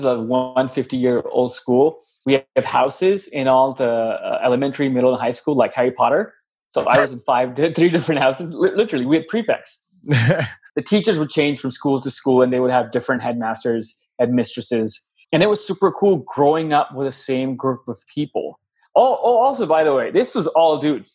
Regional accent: Lahore, Punjab, Pakistan; moved away as an adult; now in United States; I was born and raised in Lahore, Pakistan. Was there when I was 0 years old till I was 19, and then I moved to the US

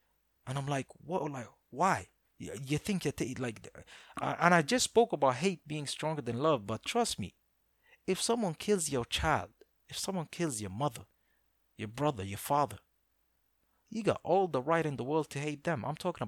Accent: United Arab Emirates; I thank God every day for, growing up in the Middle East, because I feel that you could be a different religion and still be comfortable with it in most of the Middle East. So, like let's say in the UAE, I've had tons of Christian teachers.

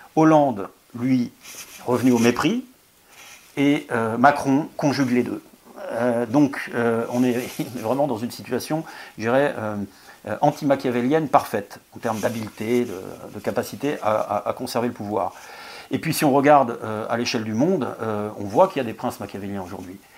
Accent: France; on est français

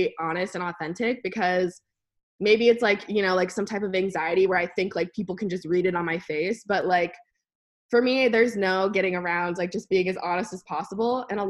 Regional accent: Alaska, United States; because I was from Alaska and I knew, I was like 12 or whatever, but I knew that the things that people did in Alaska were just cooler.

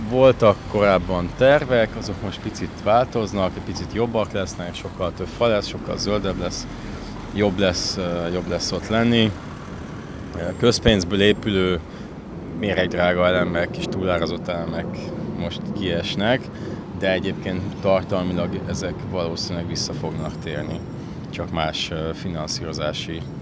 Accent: Budapest, Hungary; Nem, én ott nőttem fel.

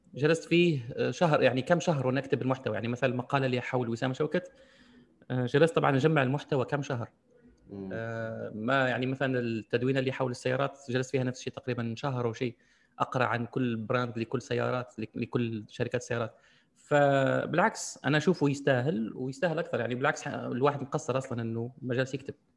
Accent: Algeria; عندنا في الجزائر

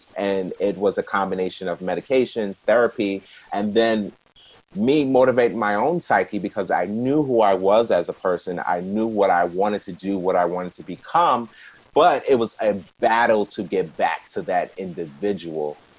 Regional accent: New York, United States; I'm not from New Jersey, I'm from New York. It's easier in New York because we got trains and buses everywhere.

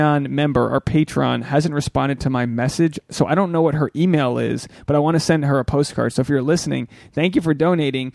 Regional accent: New England, United States; I'm from New England

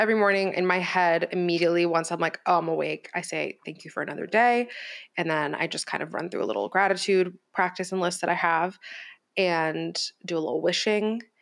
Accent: Miami, Florida, United States; I was raised in Miami

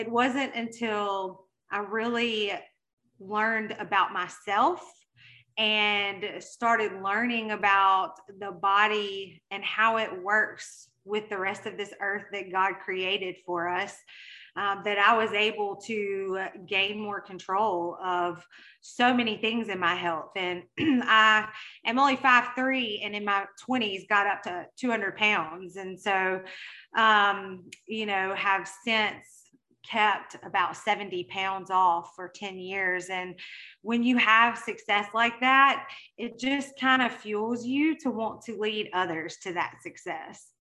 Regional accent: Mississippi, United States; accent: Mississippi; I am currently based in Mississippi, if you couldn't tell by my accent

